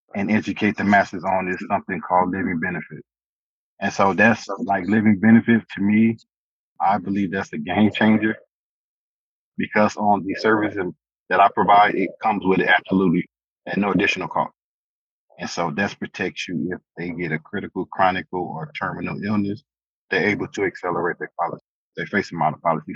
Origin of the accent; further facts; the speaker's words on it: St. Louis, Missouri, United States; moved away as an adult; now in El Paso, United States; born and raised in St. Louis, Missouri